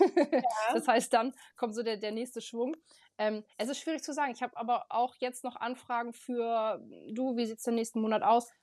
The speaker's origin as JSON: {"language": "German", "town": "Aurich", "region": "Lower Saxony", "country": "Germany", "said": "ich komme aus Aurich, fotografiere hier Hochzeiten"}